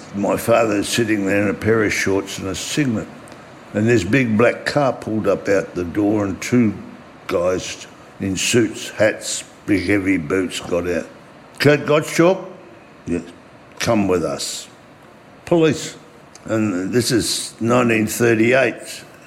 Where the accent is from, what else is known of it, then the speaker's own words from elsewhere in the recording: Australia; English is a second language; also born or lived in Weissenfels, Germany; I was born in Weissenfels in Germany. I came to Australia in 1938 uh, as a six year old